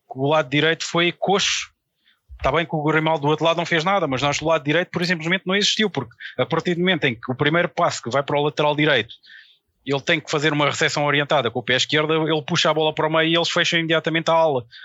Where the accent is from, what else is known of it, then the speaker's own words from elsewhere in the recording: Algarve, Portugal; also born or lived in Lisbon; eu nasci em Lisboa, sou lisboeta, mas eu fui muito novo para o Algarve.